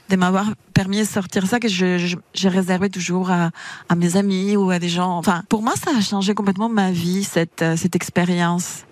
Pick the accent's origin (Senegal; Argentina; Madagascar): Argentina; French is a second language; now in France